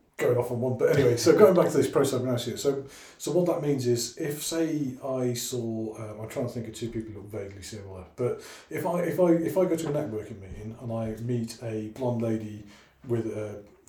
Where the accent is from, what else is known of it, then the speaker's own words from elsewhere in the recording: Wales, United Kingdom; I'm Welsh by origin, you know. I was 16 before I met my first person of any colour whatsoever, other than white, well, translucent blue, because I was Welsh